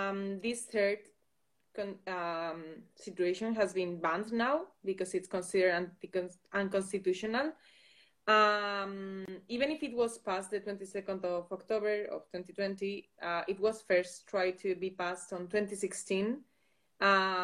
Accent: Basque Country, Spain; English is a second language; I am from the Basque Country, and I am a Euroculture student.

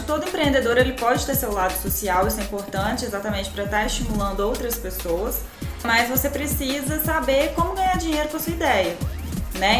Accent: Varginha, Minas Gerais, Brazil; eu também sou do interior, sou de Varginha

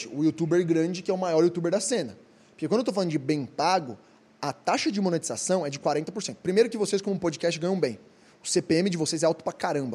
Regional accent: Brazil; nós, como brasileiros

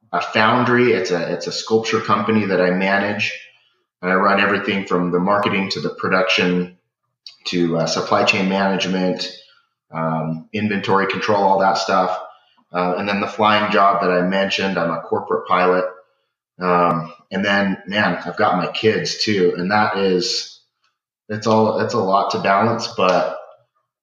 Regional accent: Springville, Utah, United States; So I grew up in Springville, Utah, right here, just in the base of the Wasatch Mountains.

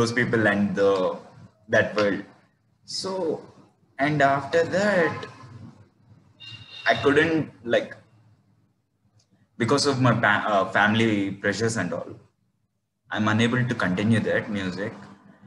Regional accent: Tirupati, Andhra Pradesh, India; I'm actually from Tirupati, Andhra Pradesh

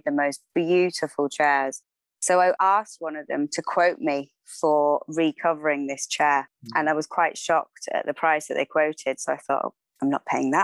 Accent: Cambridge, East of England, United Kingdom; also born or lived in Oxfordshire; I grew up in Cambridge

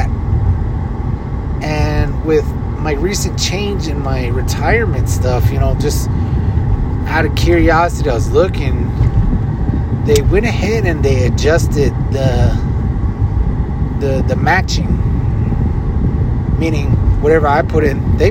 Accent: Leupp, Arizona, United States; now in Flagstaff, United States; I grew up in Loop, Arizona

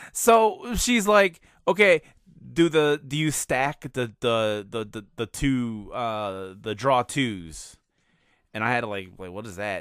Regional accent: Chicago, Illinois, United States; moved away; my hometown of Chicago

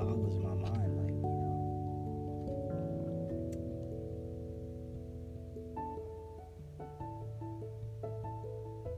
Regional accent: New York City, New York, United States; I grew up in Manhattan

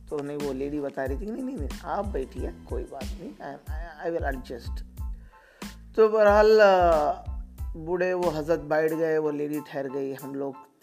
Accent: Telangana, India; I am travelling to Hyderabad because basically मैं तेलंगाना से हूँ तो हैदराबाद ट्रैवल कर रहा था

